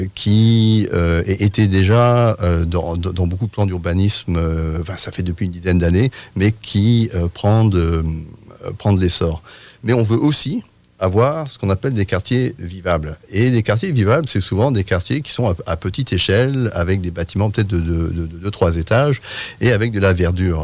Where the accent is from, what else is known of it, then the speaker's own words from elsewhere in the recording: France; moved away; je suis britannique, mais j'ai grandi dit en France